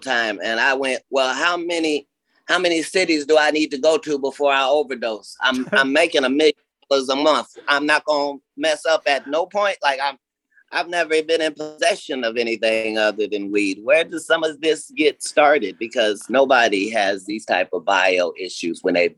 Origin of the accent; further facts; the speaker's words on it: Ohio, United States; I'm from Ohio